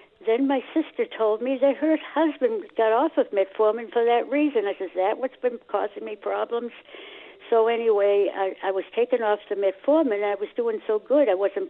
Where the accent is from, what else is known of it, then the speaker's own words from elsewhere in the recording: Boston, Massachusetts, United States; because I grew up in Dorchester.